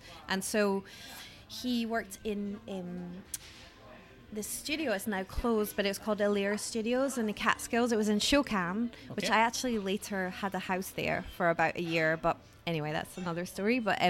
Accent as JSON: {"language": "English", "region": "Scotland", "country": "United Kingdom", "accent": "Scottish", "said": "It's like soft, maybe because when you live away, like, I don't have a strong Scottish accent."}